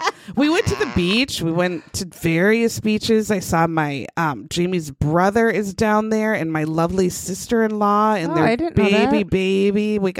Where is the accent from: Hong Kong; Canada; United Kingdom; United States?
United States; Minnesota; We're from Minnesota.